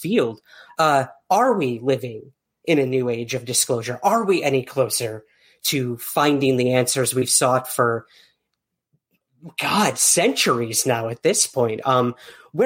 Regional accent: Syracuse, New York, United States; my hometown of Syracuse, New York

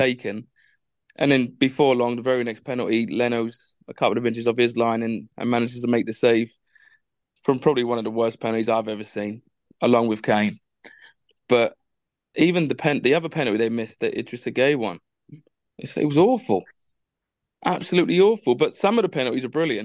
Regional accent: England, United Kingdom; being English

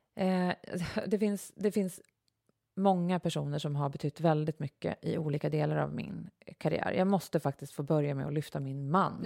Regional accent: Uppsala, Uppsala County, Sweden; also born or lived in Knivsta; vi flyttade från Uppsala till Knivsta

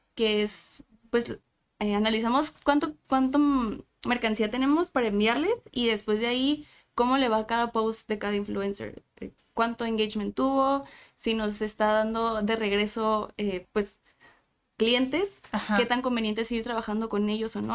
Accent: Tijuana, Baja California, Mexico; also born or lived in San Diego; de Tijuana, nací en San Diego, pero toda mi vida he vivido y estudiado en Tijuana

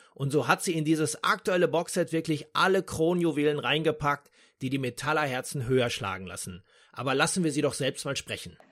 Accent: Dortmund, North Rhine-Westphalia, Germany; in meiner Heimatstadt Dortmund

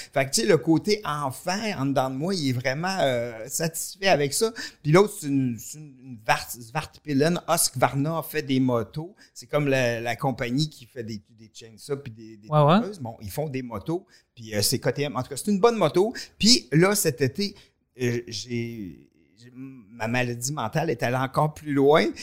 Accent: Victoriaville, Quebec, Canada; also born or lived in Warwick / Montreal; on vient de Victoriaville, moi, puis Michel

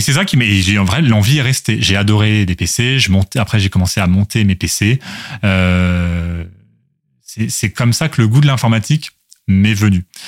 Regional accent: Louviers, Normandy, France; moved away as an adult; also born or lived in Rouen / Toulouse; je suis né à Louviers, commune de 18 000 habitants, donc dans l'Eure, en Haute-Normandie. bon, la Normandie désormais. et dans la dans la dans laquelle je suis je suis resté jusqu'au lycée.

